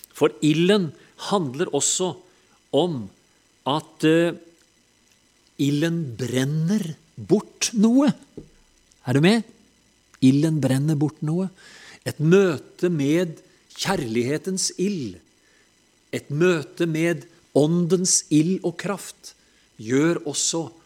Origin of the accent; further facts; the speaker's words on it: Telemark, Norway; når vi er fra Telemark